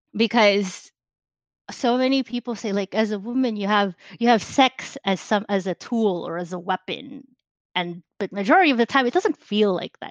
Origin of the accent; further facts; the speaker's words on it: Philippines; now in United States; I grew up in the Philippines. I was born there. I lived there for a very long time until I moved here to the United States.